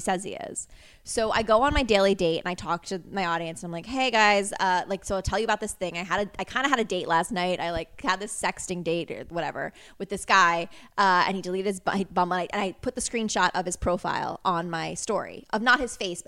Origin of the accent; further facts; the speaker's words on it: Connecticut, United States; I'm from Connecticut.